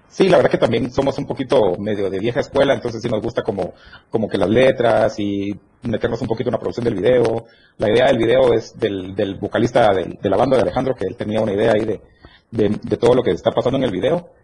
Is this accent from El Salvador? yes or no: no; Petén, Guatemala; now in Guatemala City, Guatemala; Somos del norte del país. Somos de Petén, pero ya radicamos todos en la ciudad.